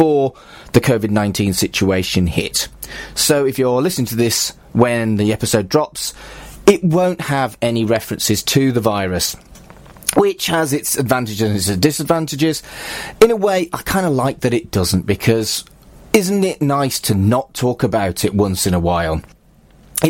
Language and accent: English; Wolverhampton, West Midlands, United Kingdom; moved away as an adult; also born or lived in Salford; we grew up in Wolverhampton